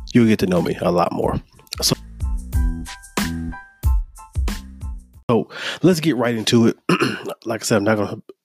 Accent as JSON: {"language": "English", "town": "Mobile", "region": "Alabama", "country": "United States", "also_born_or_lived": "Troy, Alabama / Tuscaloosa, Alabama", "moved": "as an adult", "lives_now": "Birmingham, United States", "said": "I'm from Mobile, Alabama. I currently reside in Birmingham"}